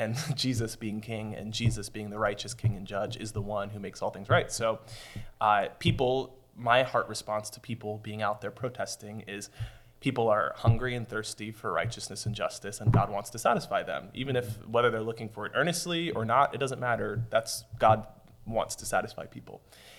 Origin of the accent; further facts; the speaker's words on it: United States; My parents are foreigners, so I just casually owned or didn't own being American.